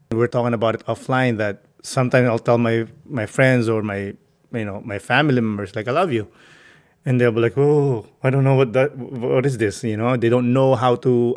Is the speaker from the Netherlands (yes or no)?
no; Philippines; English is a second language; moved away as an adult; now in United States; I grew up in the Philippines. I moved here when I was a man.